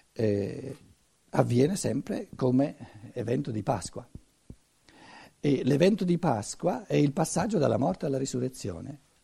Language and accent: Italian; Italy; Essere italiano, essere cattolico, essere cristiano, se volete, non è questione di conquista per noi. Ci siamo cresciuti dentro.